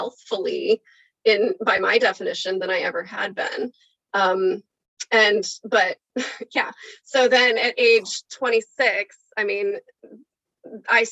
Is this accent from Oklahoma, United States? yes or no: yes; Oklahoma, United States; now in California, United States; I'm from Oklahoma. And so like, I grew up eating like meat and potatoes